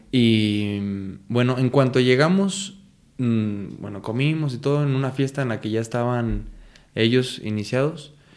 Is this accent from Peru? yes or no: no; Michoacán, Mexico; nosotros somos de Michoacán